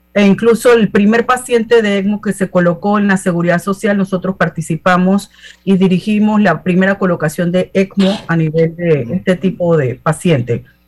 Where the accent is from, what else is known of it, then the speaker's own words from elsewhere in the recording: Panama City, Panama; me crié en Ciudad Radial, tuve la oportunidad y la bendición de haber nacido en Panamá